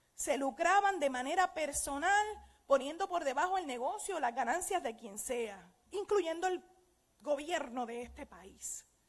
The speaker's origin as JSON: {"language": "Spanish", "town": "Aguadilla", "country": "Puerto Rico", "tie": "born or raised there", "said": "Yo tengo una amiga que nos criamos juntas en Aguadilla"}